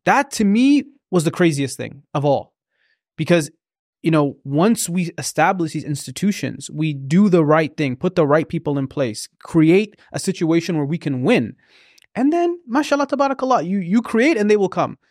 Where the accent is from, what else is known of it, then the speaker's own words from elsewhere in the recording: Oromia, Ethiopia; now in Canada; I'm from Oromia